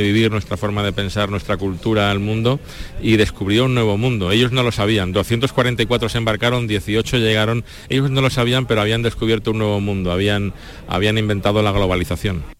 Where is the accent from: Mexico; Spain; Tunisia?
Spain; Andalusia